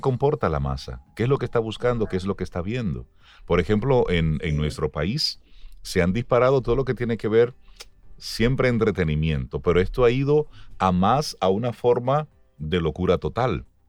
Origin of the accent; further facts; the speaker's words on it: Dominican Republic; como ciudadano dominicano